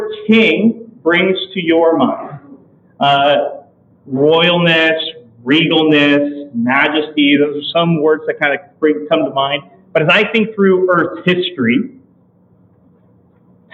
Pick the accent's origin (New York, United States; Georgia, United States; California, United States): California, United States; Growing up in California